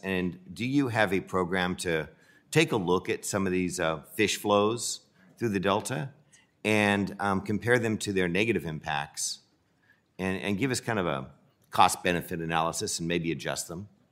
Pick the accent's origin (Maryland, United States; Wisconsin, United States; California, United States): California, United States; Central Valley; I'm from California. It's no secret I'm from the Central Valley